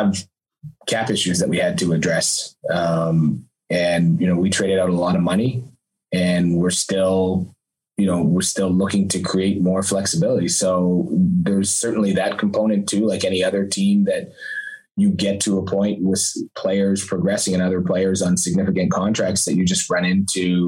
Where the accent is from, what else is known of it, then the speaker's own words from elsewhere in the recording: Montreal, Quebec, Canada; I grew up in Montreal